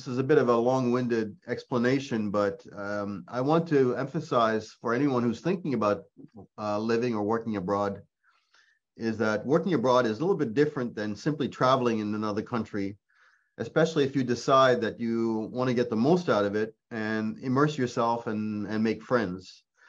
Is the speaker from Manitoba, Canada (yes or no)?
no; Quebec, Canada; accent: Quebec French; first language French; English is a second language; also born or lived in Ontario / Nova Scotia; French is my mother tongue, but not only did I live in Quebec, but I also grew up, we moved around as a family, and I also lived in Ontario, Nova Scotia